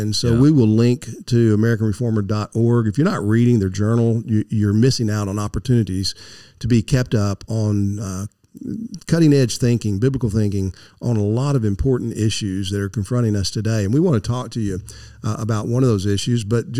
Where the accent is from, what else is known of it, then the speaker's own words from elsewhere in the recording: Beaumont, Texas, United States; moved away as an adult; also born or lived in Dallas, Texas; now in Florida, United States; I grew up in Beaumont, not far from Houston, so I'm kind of a Houston mm-hmm. guy. But I lived in Dallas for five and a half years or so, and spent time in the Dallas-Fort Worth area before moving to the free state of Florida.